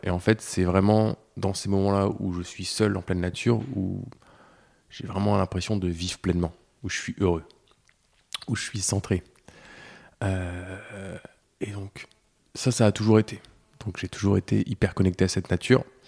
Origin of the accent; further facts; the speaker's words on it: Breton, Brittany, France; en tant que breton